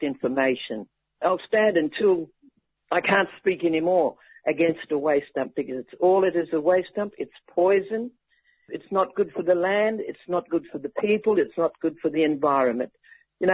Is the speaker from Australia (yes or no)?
yes; Flinders Ranges, South Australia, Australia; now in Adelaide, Australia; we, as the traditional owners of the Flinders Ranges